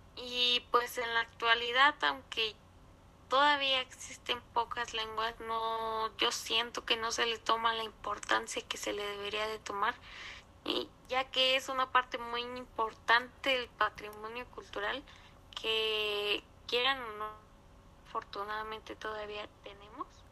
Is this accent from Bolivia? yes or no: no; Mexico